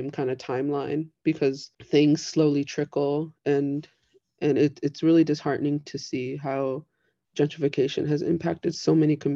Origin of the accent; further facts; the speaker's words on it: Pilsen, Illinois, United States; uh, so growing up, I grew up in Pilsen and I was like born and raised there. I didn't move out until like 2019, which was against my own will.